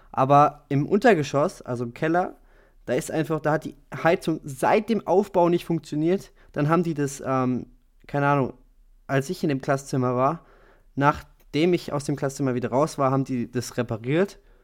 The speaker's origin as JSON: {"language": "German", "country": "Germany", "said": "wir als Deutsche"}